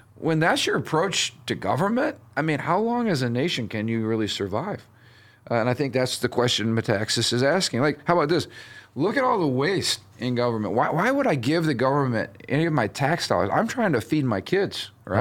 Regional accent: United States

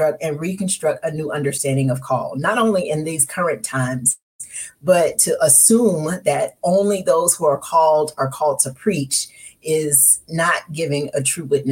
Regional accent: Tulsa, Oklahoma, United States; moved away as an adult; also born or lived in Dallas, Texas / Indiana; I grew up CME in Tulsa, Oklahoma

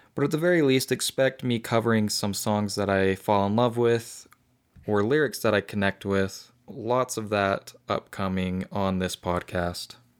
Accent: Utah, United States; my home state

